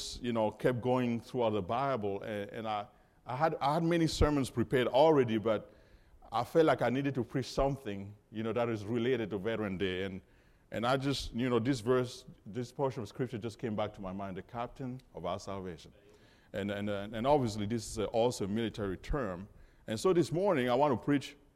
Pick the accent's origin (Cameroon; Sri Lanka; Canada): Cameroon; moved away; also born or lived in Georgia, United States; I was born and raised in Cameroon, Africa